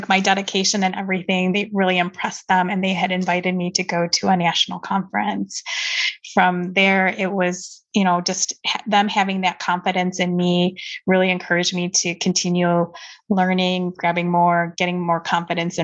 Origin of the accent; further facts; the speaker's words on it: Detroit, Michigan, United States; I was born and raised in the Detroit, Michigan area